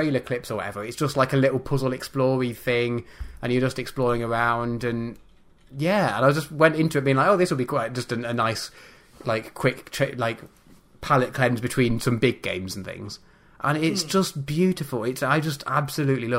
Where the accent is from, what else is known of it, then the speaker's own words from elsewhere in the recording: United Kingdom; being British